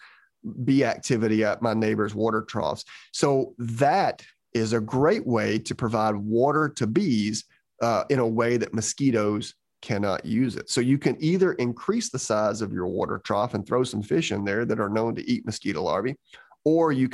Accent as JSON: {"language": "English", "region": "Georgia", "country": "United States", "tie": "born or raised there", "said": "when I was growing up in Georgia"}